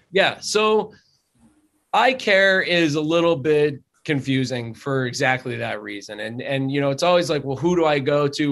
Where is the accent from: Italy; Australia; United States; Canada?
United States; Drums, Pennsylvania; also born or lived in Hazleton, Pennsylvania; I grew up in drums